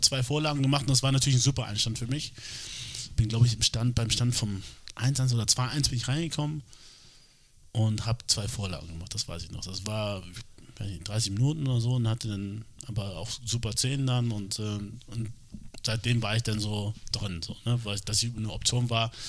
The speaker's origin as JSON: {"language": "German", "region": "Hamburg", "country": "Germany", "tie": "born or raised there", "said": "ich, obwohl ich hier geboren bin, aufgewachsen bin äh, und Deutsch natürlich die Sprache ist, die ich am besten spreche"}